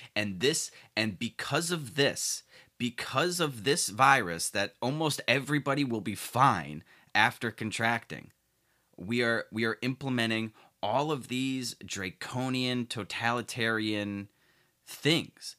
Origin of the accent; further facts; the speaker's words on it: Chicago, Illinois, United States; my hometown shithole city of Chicago